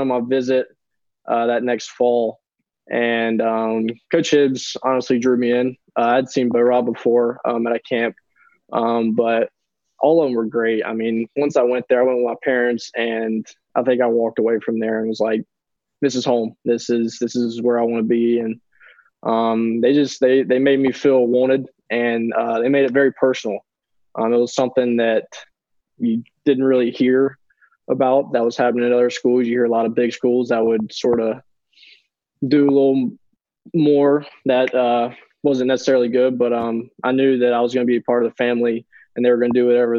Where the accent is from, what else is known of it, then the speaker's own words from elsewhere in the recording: Hickory, North Carolina, United States; I'm from Hickory, about an hour away from Charlotte